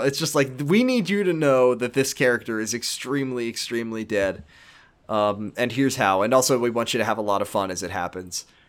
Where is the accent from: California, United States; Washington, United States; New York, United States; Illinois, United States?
Washington, United States; Seattle; 'cause that's where I'm from, is, I'm from Seattle